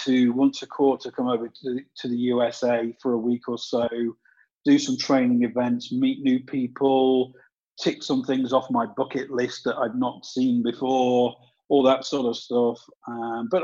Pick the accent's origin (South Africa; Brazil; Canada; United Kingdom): United Kingdom; England; also born or lived in south of Spain; now in Spain; I'm English, but I don't live in England.